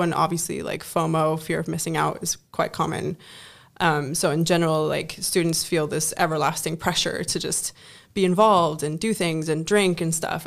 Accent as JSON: {"language": "English", "country": "Germany", "moved": "as an adult", "lives_now": "Netherlands", "said": "I come from Germany and, you know, coming to the Netherlands"}